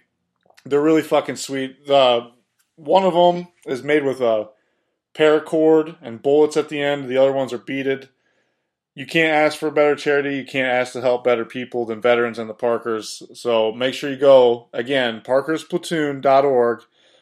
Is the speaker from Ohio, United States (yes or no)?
yes; Ohio, United States; from where I'm from Ohio.